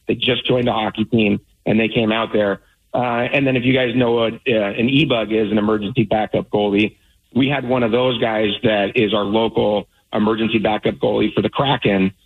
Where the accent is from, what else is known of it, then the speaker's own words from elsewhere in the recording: Alaska, United States; now in Seattle area, United States; I grew up in Alaska, so driving an hour to a hockey rink is just not that big of a deal to me